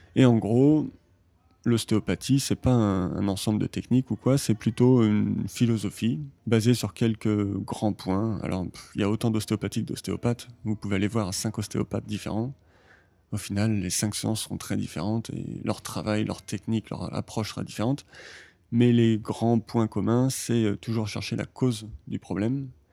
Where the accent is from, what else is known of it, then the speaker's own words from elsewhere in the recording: Saint-Nazaire, Pays de la Loire, France; moved away as an adult; also born or lived in Brittany; now in Japan; je viens du Saint-Nazaire, le sud de la Bretagne, et ça fait 8 ans que je suis au Japon